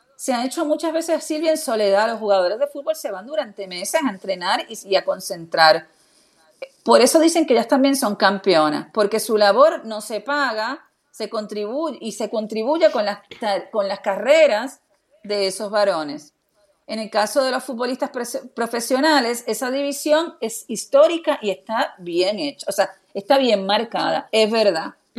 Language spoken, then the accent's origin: Spanish; Argentina